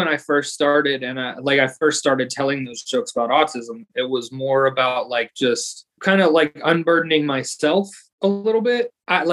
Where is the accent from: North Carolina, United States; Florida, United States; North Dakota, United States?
Florida, United States; Podunk; I'm from Podunk, Florida